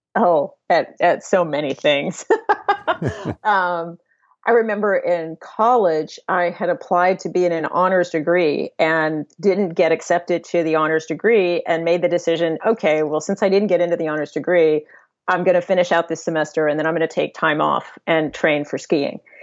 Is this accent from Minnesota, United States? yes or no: no; San Diego, California, United States; moved away; I grew up in San Diego